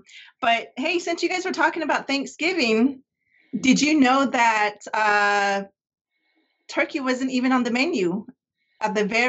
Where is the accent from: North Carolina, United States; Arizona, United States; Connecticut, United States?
Arizona, United States; moved away as an adult; now in San Diego, United States; I just introduced myself to you in my native language. I am originally from Arizona, born and raised on the reservation, and I moved out to San Diego right after 9/11.